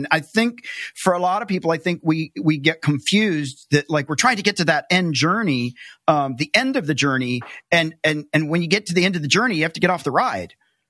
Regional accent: the South, United States; I grew up in the South

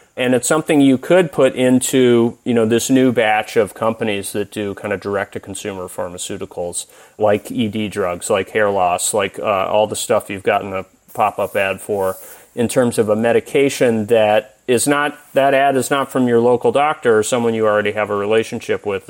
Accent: Tennessee, United States; moved away; I'm originally from Tennessee

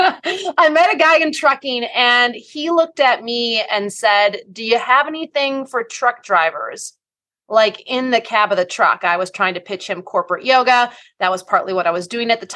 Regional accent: Wisconsin, United States; I am from the Midwest. Go Team Wisconsin.

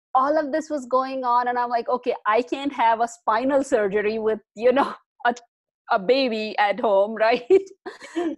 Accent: India; moved away as an adult; I am originally from India. I spent most of my life in India.

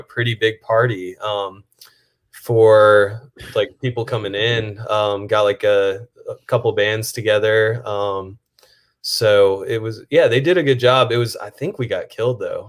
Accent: Atlanta, Georgia, United States; moved away as an adult; also born or lived in Buffalo, New York; now in New Orleans, United States; I was born in Buffalo. Um, we moved out of Buffalo when I was probably, I don't know, five or six years old to Atlanta. Um, grew up in Atlanta

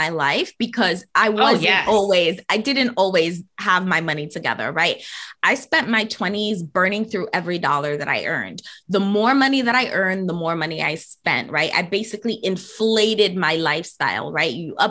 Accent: New York City, New York, United States; I am born and raised in New York City, in the Bronx in particular

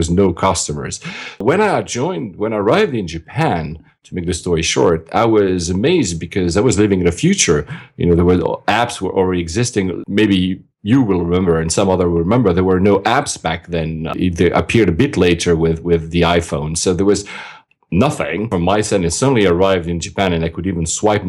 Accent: Geneva, Switzerland; I was born and raised in Switzerland, in Geneva.

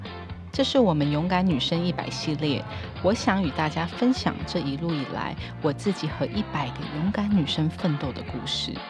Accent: Taoyuan, Taiwan; 我们都是桃园女孩。

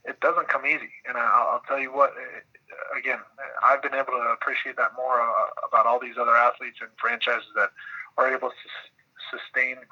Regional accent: United States; as an American

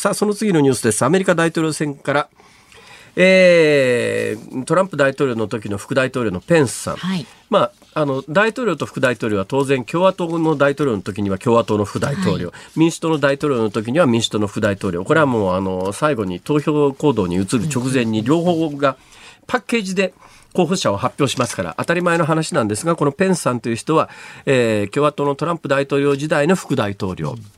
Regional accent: Iruma, Saitama, Japan; moved away as an adult; also born or lived in Gifu Prefecture; 小学校上がる1年前から大学卒業するまでが、基本いわゆる青春時代とか幼少期であるとかの鮮烈な記憶が残っているのは埼玉県の入間というところ

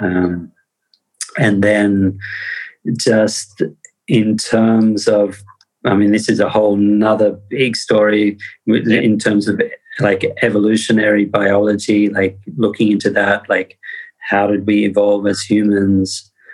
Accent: Australia; I come from Australia

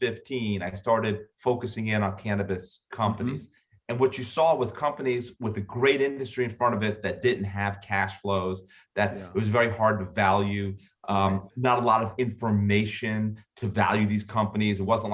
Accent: Florida, United States; also born or lived in Bahamas; I had never seen snow. I grew up in Florida and the Bahamas, and I went up for 4 years of cold weather.

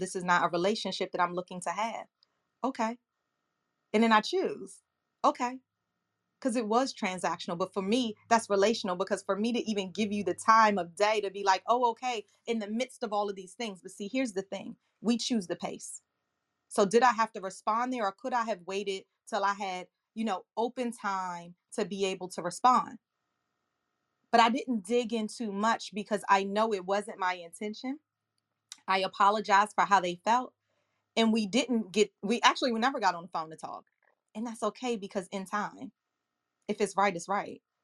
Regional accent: Accokeek, Maryland, United States; also born or lived in Washington, D.C. / Boston; I grew up in Southeast Washington, D C, and then in sixth grade, we moved to Accokeek, Maryland, in Prince George's County, Maryland, and that is where I am today.

